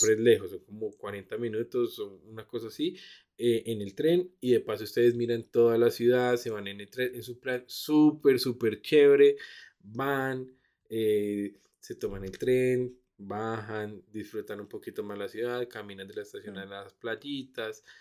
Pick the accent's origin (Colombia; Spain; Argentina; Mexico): Colombia; Bogotá; also born or lived in Gold Coast, Australia; nosotros como buenos rolos